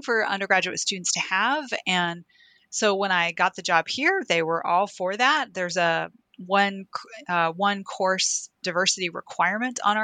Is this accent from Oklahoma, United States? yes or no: yes; Oklahoma City, Oklahoma, United States; growing up in Oklahoma City